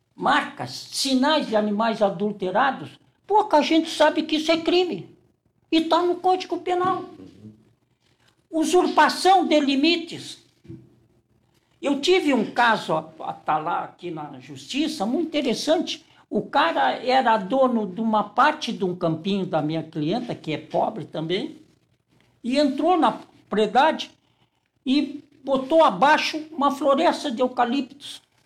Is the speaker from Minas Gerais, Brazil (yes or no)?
no; Porto Alegre, Rio Grande do Sul, Brazil; also born or lived in Santana (do Livramento), Rio Grande do Sul; Eu saí de Santana com sete anos e fui para um colégio filial do, do Anchieta, o Roque Gonzalez, e para fazer a quarta série primária e a quinta série primária.